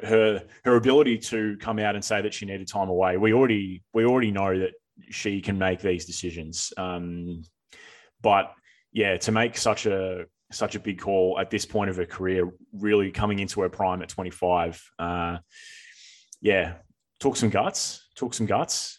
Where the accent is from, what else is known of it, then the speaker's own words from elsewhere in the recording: Australia; speaking as Australian tennis people